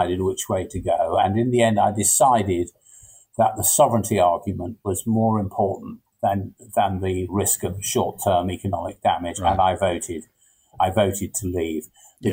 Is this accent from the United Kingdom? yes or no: yes; England, United Kingdom; But I'm English. I feel English